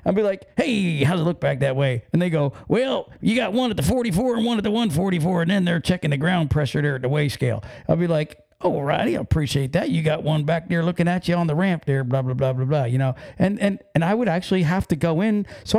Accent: Pennsylvania, United States; voice going on, which I'm, you know, from Pennsylvania. But I guess to everybody else, I sound like I'm from New York.

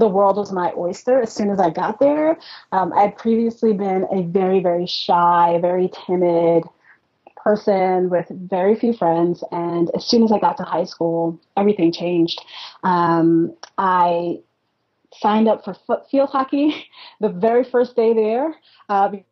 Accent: New York City, New York, United States; also born or lived in Westchester County, New York; I grew up in Brooklyn, New York, not Brooklyn, Ohio, or Brooklyn, Maryland, in New York

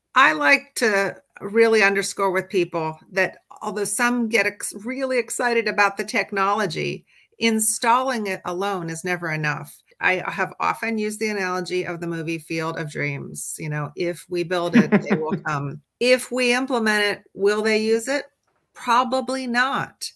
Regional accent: Midwest, United States; moved away; also born or lived in Washington, D.C. area / California; I grew up in the Midwest, but my professional life has been mostly on both coasts, both in the DC area as well as out in California

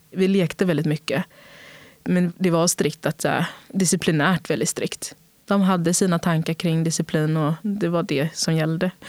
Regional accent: São Paulo, Brazil; also born or lived in Sweden; Men den frågan skulle jag säga, jag är från Brasilien och jag är från Sverige.

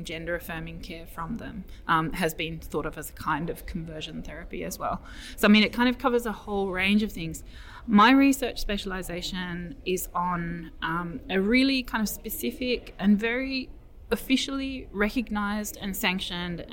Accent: Melbourne, Victoria, Australia; now in Edinburgh, United Kingdom; I come from Melbourne originally.

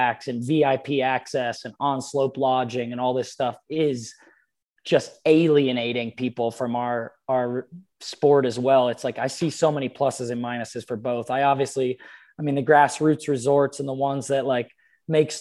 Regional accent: Pennsylvania, United States; moved away; friends of mine that I grew up with in Pennsylvania

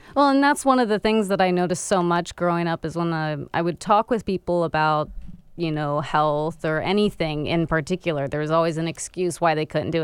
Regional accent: Florida, United States; moved away as an adult; I was actually born and raised in Florida up till I was twenty-three years old.

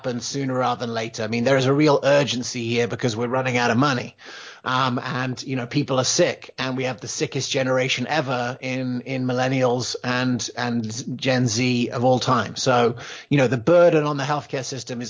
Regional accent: England, United Kingdom; also born or lived in United States; You could probably tell from my accent. I grew up in England

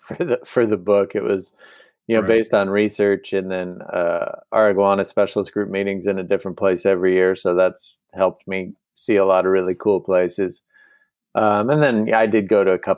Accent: United States; as an American

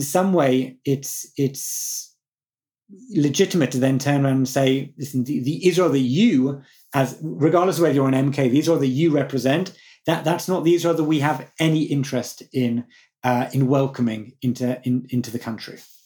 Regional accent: United Kingdom; growing up in Britain

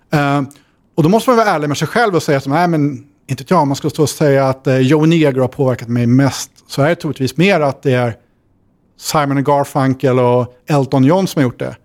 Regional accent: Sundsvall, Västernorrland County, Sweden; Jag växte upp i Sundsvall

